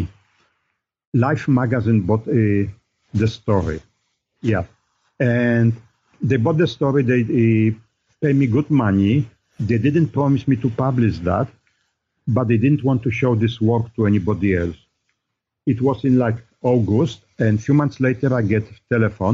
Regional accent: Poland; now in United States; I grew up in Poland

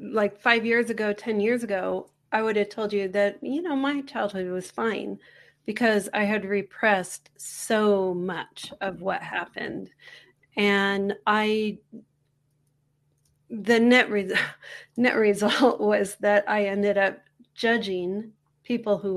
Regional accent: San Francisco, California, United States; also born or lived in England; now in Taos, United States; I'm originally from Northern California.

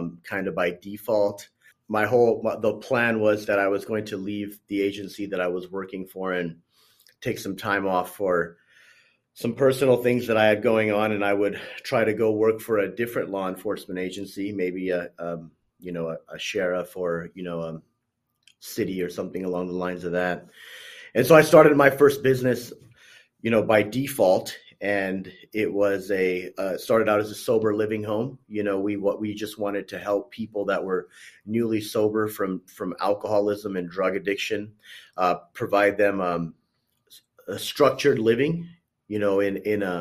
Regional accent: Corona, California, United States; I'm on the West Coast. I'm from Corona, California

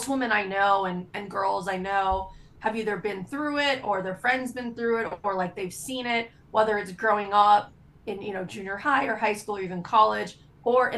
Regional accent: Florida, United States; I grew up in Florida. I lived through tons of hurricanes.

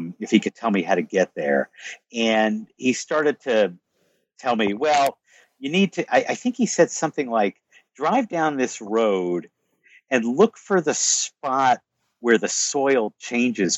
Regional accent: United States; I'm American

